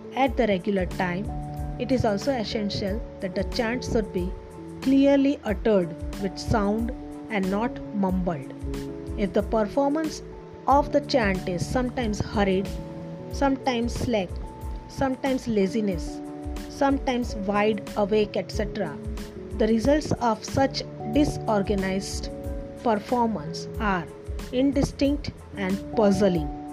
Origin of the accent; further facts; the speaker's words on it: Ahmedabad, Gujarat, India; from India, Ahmedabad